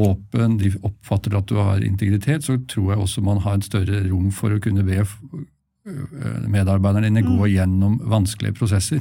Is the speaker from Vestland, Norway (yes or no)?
no; Asker, Akershus, Norway; moved away as an adult; also born or lived in Bergen; i Asker, så var jeg, der jeg vokste opp